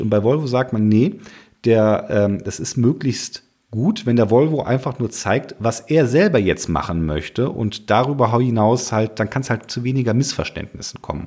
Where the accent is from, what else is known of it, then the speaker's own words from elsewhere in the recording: Cologne area, North Rhine-Westphalia, Germany; ich komme hier aus dem Rheinland, Kölner Raum